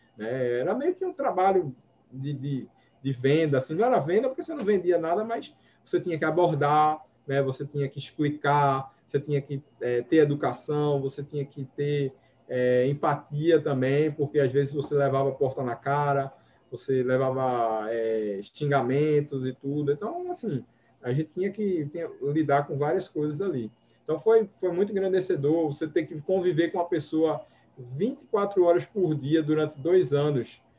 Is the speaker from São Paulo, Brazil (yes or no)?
no; Recife, Pernambuco, Brazil; sou daqui do Nordeste, Recife, né? Com muito orgulho